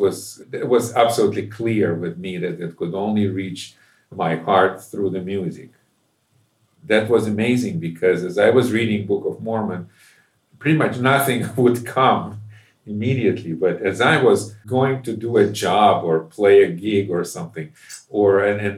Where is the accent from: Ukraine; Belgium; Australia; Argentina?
Ukraine; moved away as an adult; also born or lived in Moscow, Russia; now in United States; I grew up in Ukraine, which at that time was part of the Soviet Union